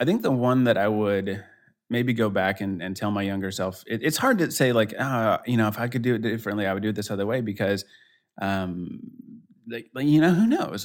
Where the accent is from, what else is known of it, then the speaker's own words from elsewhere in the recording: Denver, Colorado, United States; now in Kansas City, United States; I'm in Kansas City, uh, originally. I'm from Denver, so I'm kinda Colorado guy at heart